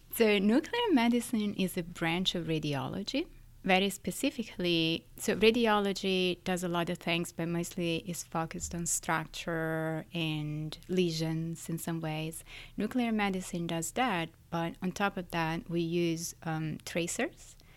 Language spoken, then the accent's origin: English; Florence, Tuscany, Italy; now in New York City, United States; I was born and raised in Florence, in Italy, but I live in New York City.